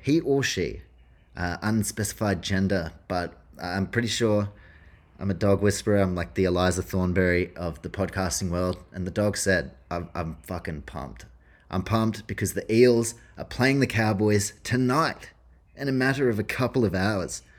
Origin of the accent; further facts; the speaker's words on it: New Zealand; As a Kiwi